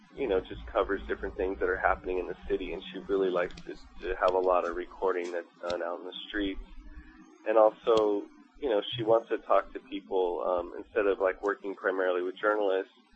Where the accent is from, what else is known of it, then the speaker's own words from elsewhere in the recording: Long Beach, California, United States; now in Los Angeles, United States; I grew up in Long Beach